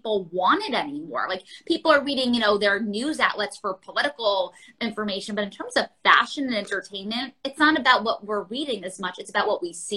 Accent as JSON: {"language": "English", "town": "New York City", "region": "New York", "country": "United States", "tie": "born or raised there", "said": "growing up in New York City, surrounded by the stores, you walk up Madison Avenue"}